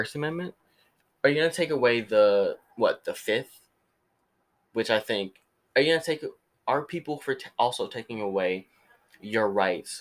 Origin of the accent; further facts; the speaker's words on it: United States; I'm an American